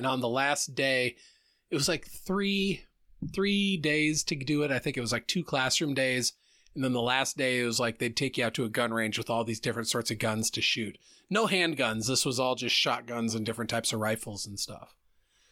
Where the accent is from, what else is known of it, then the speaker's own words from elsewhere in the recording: Center Point, Iowa, United States; I grew up in Center Point